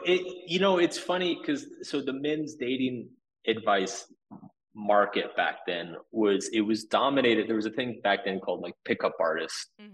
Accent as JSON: {"language": "English", "town": "Austin", "region": "Texas", "country": "United States", "tie": "born or raised there", "also_born_or_lived": "Boston", "moved": "as an adult", "said": "So I was born in Austin, Texas. Um, so I, I lived in Austin before it was cool."}